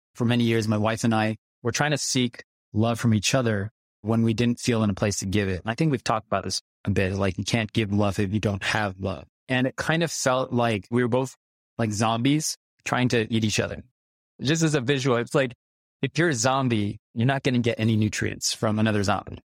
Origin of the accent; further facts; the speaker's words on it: United States; I grew up in America